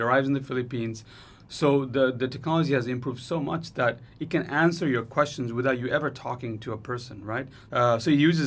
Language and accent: English; Nepal; I'm from Nepal